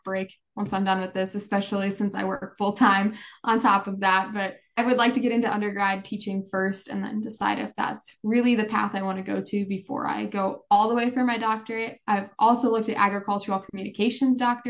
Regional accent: Pierce, South Dakota, United States; I'm originally from Pierce, South Dakota, so not too far away from SDSU

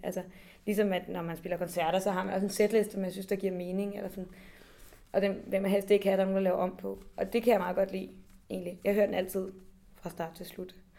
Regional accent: Copenhagen, Capital Region of Denmark, Denmark; jeg kommer fra København, og sådan aldrig rigtig har oplevet andet end at være meget tæt på mine rødder

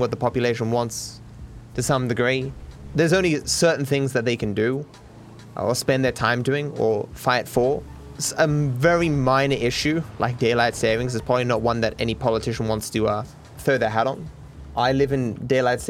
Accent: Australia; being an Australian

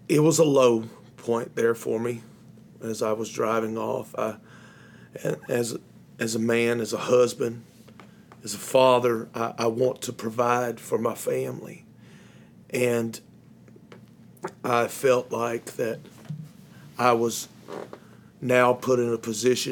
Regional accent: Union City, Tennessee, United States; moved away as an adult; now in Jonesboro, United States; I am originally from Union City, Tennessee, and I moved here to Jonesboro about a year and a half ago

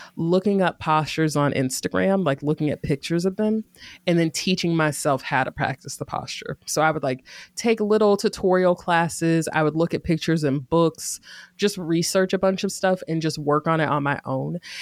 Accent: Greensboro, North Carolina, United States; moved away as an adult; also born or lived in Durham, North Carolina; now in Oakland area, California, United States; I grew up in Greensboro, North Carolina, and I spent the last decade ab, in Durham, North Carolina

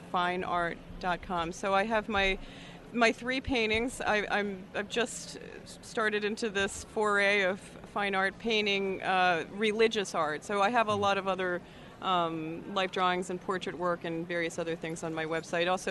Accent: Washington, District of Columbia, United States; I'm from the Washington, D.C. area

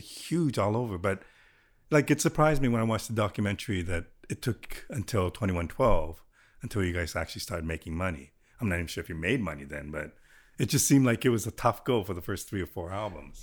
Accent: Toronto, Ontario, Canada; I grew up in Willowdale

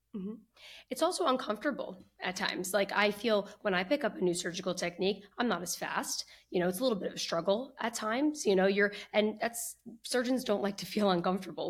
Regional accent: New Jersey, United States; also born or lived in Boston / Philadelphia; I grew up in New Jersey, where I currently practice now

